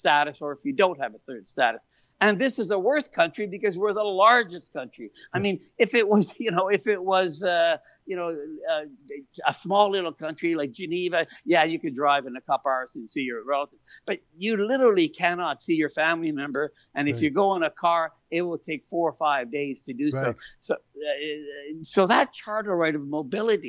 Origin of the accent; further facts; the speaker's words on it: Italy; now in Canada; I was born in Italy